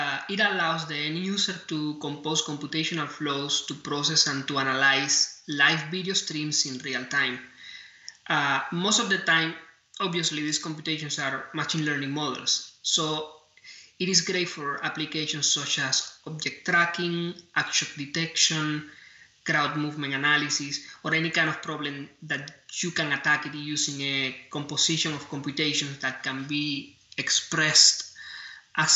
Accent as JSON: {"language": "English", "country": "Cuba", "tie": "born or raised there", "also_born_or_lived": "New York, United States", "moved": "yes", "lives_now": "Orlando, United States", "said": "I came to the US a while ago. I was born in Cuba."}